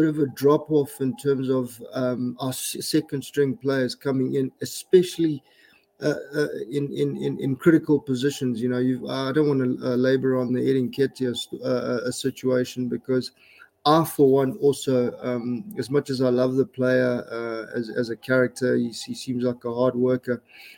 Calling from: Pretoria, Gauteng, South Africa; I'm joining you from Pretoria in South Africa, Harry.

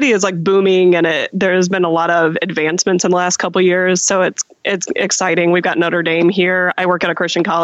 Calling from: Mishawaka, Indiana, United States; Uh, I'm calling from Mishawaka, Indiana

